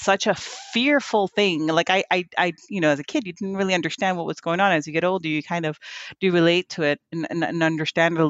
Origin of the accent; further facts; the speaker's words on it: Philadelphia, Pennsylvania, United States; also born or lived in Hialeah, Miami, Florida; So I got to spend maybe from like 5 to 10, 15, somewhere around there, in North Philly